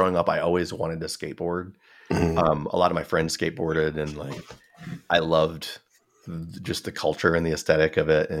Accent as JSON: {"language": "English", "town": "Chicago", "region": "Illinois", "country": "United States", "said": "I'm from Chicago"}